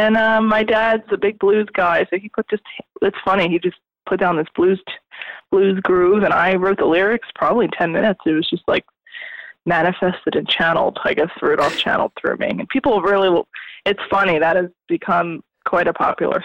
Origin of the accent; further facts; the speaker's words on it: South New Jersey, United States; I am from South New Jersey, right outside of Philadelphia